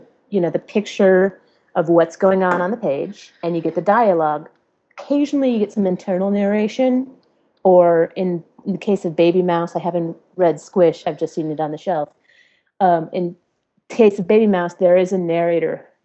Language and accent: English; Detroit, Michigan, United States; I was raised in the Detroit area with a lot of Polish last names